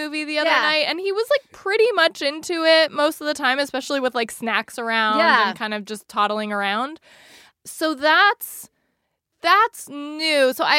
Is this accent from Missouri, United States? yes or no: no; North Bay and Bay Area, California, United States; I grew up in the North Bay and Bay Area